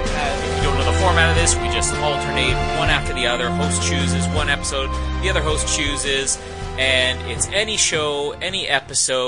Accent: Canada

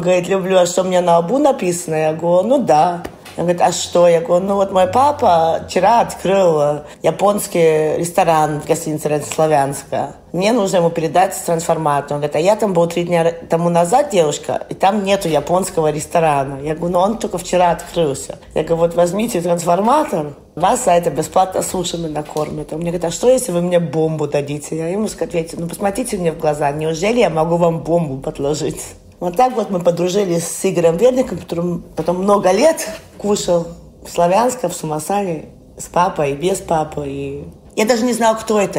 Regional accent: Germany; also born or lived in London; Я никогда в России не жила. Я родилась в Германии.

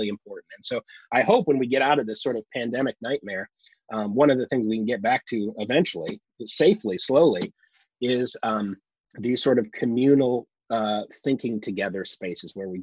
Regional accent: Michigan, United States; where I grew up in Michigan

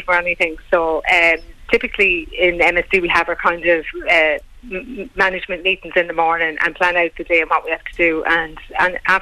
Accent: Carlow, County Carlow, Ireland; also born or lived in Tullow / County Laois / Graiguecullen; I was born in Carlow Town in St. Bridget's Hospital

